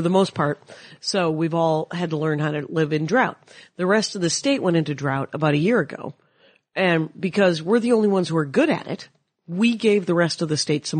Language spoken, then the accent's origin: English; Wisconsin, United States; moved away; I'm from Wisconsin.